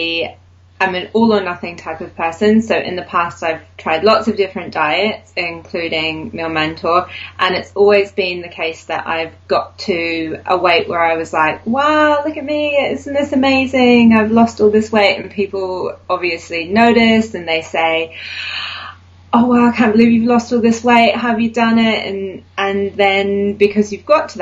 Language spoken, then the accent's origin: English; New Zealand; moved away as an adult; now in United Kingdom; I'm originally from New Zealand, but I've lived in the UK for the last nearly 11 years.